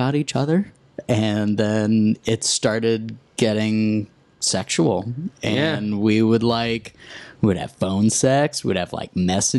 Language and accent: English; Dallas, Texas, United States; born or raised there; also born or lived in New York City